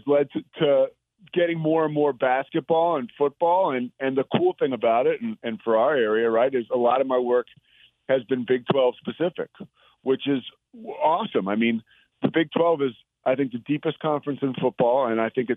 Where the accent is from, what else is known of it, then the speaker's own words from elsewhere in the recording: outside of Philadelphia, Pennsylvania, United States; now in Waco, United States; growing up outside of Philadelphia